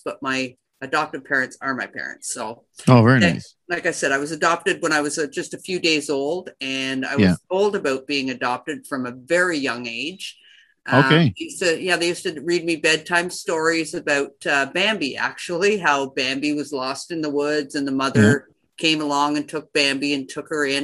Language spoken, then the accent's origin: English; Richmond, Ontario, Canada; also born or lived in Ottawa; I was born in Ottawa, and I was raised in Richmond, Ontario. I'm a country girl